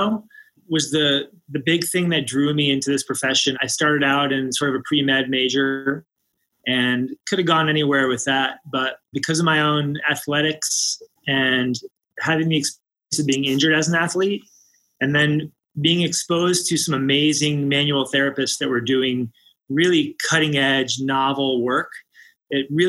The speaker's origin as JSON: {"language": "English", "area": "just north of Washington, D.C.", "region": "Maryland", "country": "United States", "tie": "born or raised there", "moved": "as an adult", "lives_now": "Boulder, United States", "said": "I grew up just north of Washington, D.C. in Maryland"}